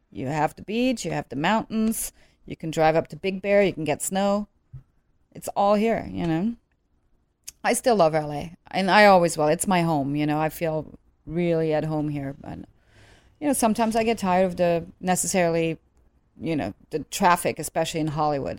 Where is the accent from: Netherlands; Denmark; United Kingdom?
Netherlands; moved away as an adult; also born or lived in Germany; now in Los Angeles, United States; growing up in Holland, I mean, I don't have any Dutch blood per se